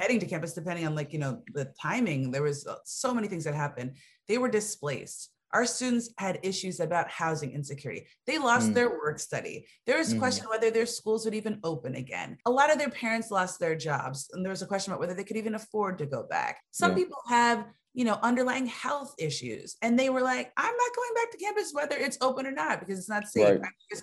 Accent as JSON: {"language": "English", "region": "Connecticut", "country": "United States", "also_born_or_lived": "Georgia", "moved": "yes", "said": "I'm from Connecticut."}